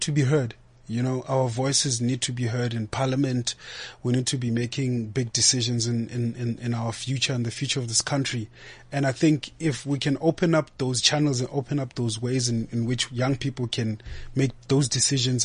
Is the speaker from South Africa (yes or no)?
yes; South Africa; I'm a South African